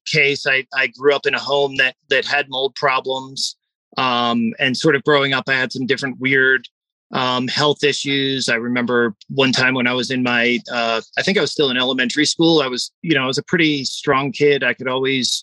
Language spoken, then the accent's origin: English; East Coast, United States; growing up on the East Coast